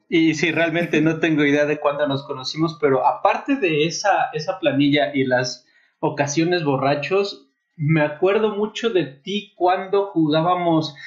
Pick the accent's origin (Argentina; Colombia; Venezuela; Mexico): Mexico; Puebla; also born or lived in Mexico City; now in Querétaro, Mexico; no nací en Puebla, nací en el DF, pero eh, sí viví muchos años en Puebla